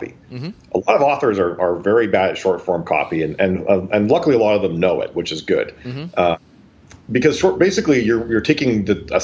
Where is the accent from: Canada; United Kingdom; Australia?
Canada; I'm from Canada